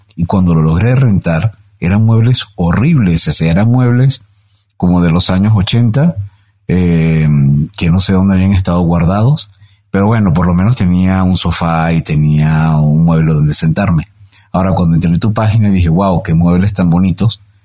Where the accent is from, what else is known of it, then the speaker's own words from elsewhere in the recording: Venezuela; moved away as an adult; now in Mexico; Yo tengo casi 13 años en México, vengo de Venezuela